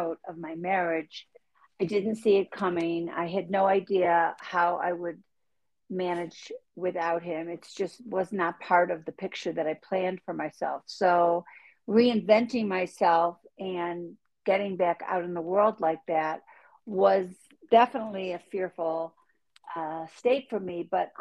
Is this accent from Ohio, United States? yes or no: no; Buffalo, New York, United States; accent: Buffalo; moved away; I grew up in Buffalo, New York